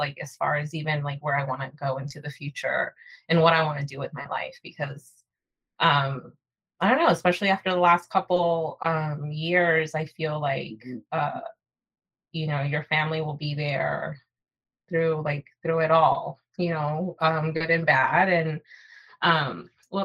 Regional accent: Atlanta, Georgia, United States; growing up here in the States and growing up in Atlanta, far away from my family

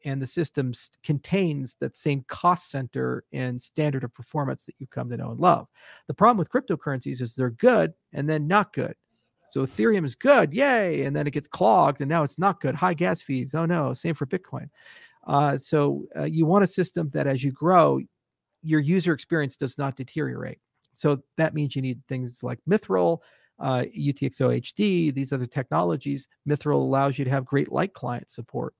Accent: United States; As an American

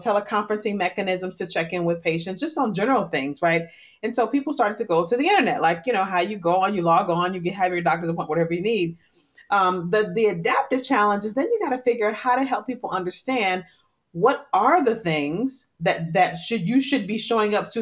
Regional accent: Detroit, Michigan, United States; I grew up in Detroit at a time when Detroit was really in a tough spot

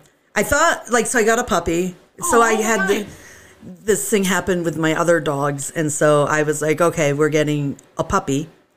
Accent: the South, United States; also born or lived in Massachusetts / Virginia / Louisiana; So I spent the bulk of my childhood in the South. And so when I get around Southern people, I get real

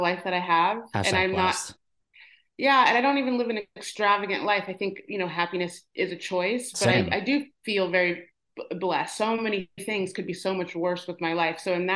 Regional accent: Midwest, United States; I grew up in the Midwest

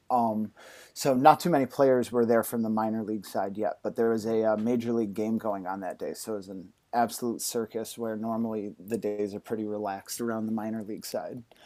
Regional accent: Cooperstown, New York, United States; I was born in Cooperstown, New York, uh, home of baseball, where the Hall of Fame is.

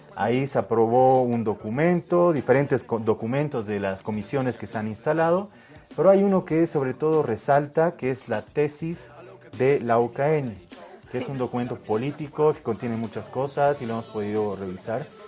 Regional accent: Santa Cruz, Bolivia; como cruceño

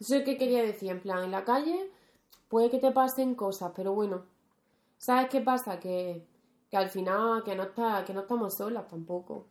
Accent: Rociana del Condado, Andalusia, Spain; moved away; Mi pueblo, ya que hablemos de Andalucía, Rociana

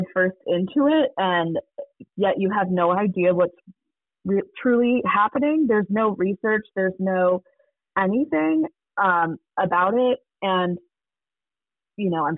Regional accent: Detroit, Michigan, United States; also born or lived in Charlotte, North Carolina; now in Atlanta, United States; I live in Atlanta, Georgia. I previously lived in Charlotte, North Carolina, through route of growing up in Detroit, Michigan.

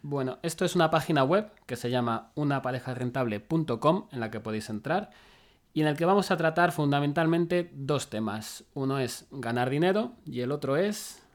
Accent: Madrid, Community of Madrid, Spain; also born or lived in Salamanca; yo soy de Madrid

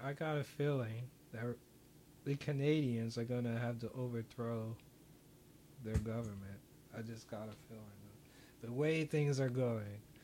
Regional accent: United States; as an American

